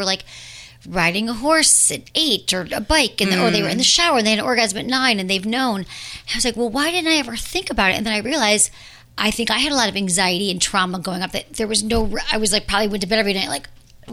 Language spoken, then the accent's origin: English; Michigan, United States; accent: Michigan; moved away as an adult; also born or lived in San Francisco; now in Los Angeles, United States; my Michigan accent